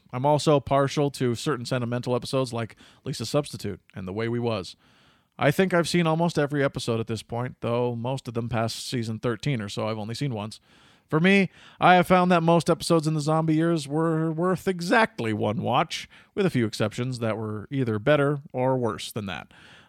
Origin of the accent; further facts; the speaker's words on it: Ohio, United States; I'm from Ohio, and grew up watching Captain Wacky and his family since the first episode aired when I was 5.